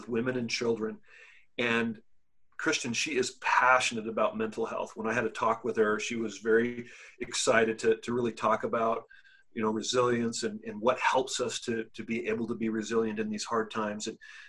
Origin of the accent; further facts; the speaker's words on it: Lebanon; also born or lived in Africa; now in United States; lived in the United States for many years, been through the education system here, lived in Africa, born and raised in Lebanon.